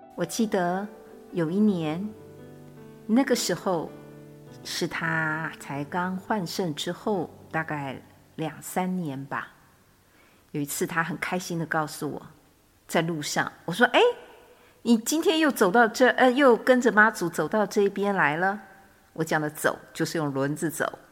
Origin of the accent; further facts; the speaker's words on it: Changhua, Changhua County, Taiwan; 当时是住在彰化，也是我的故乡